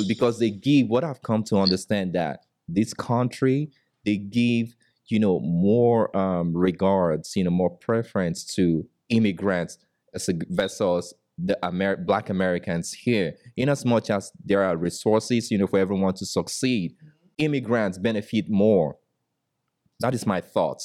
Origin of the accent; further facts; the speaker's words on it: Nigeria; moved away as an adult; now in United States; I came from Nigeria